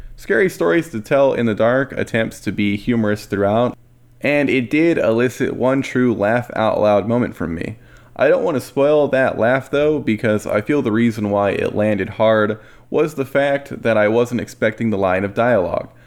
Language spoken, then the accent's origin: English; United States; I'm saying that as an American